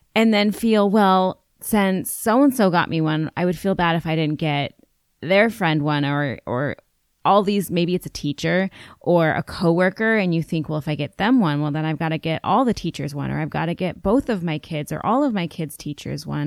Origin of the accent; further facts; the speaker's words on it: United States; I'm an American girl growing up in an urban area